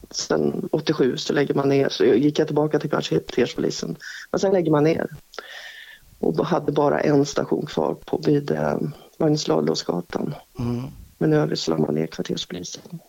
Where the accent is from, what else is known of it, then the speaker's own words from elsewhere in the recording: Strängnäs, Södermanland, Sweden; also born or lived in Stockholm; jag är uppvuxen här. Jag har mitt föräldrahem 50 meter ifrån mig